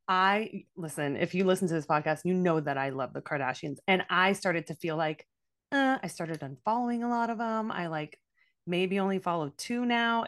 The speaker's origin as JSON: {"language": "English", "town": "Miami", "region": "Florida", "country": "United States", "said": "I'm from Miami"}